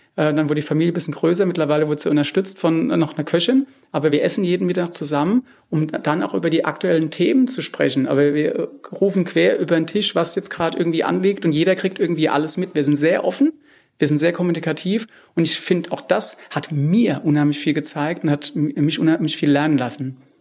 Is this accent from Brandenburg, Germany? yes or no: no; Rheinhessen, Rhineland-Palatinate, Germany; ich komme jetzt aus Rheinhessen